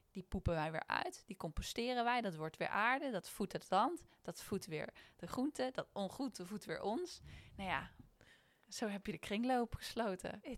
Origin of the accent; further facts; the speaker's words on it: Netherlands; En we zijn Nederlanders, hè?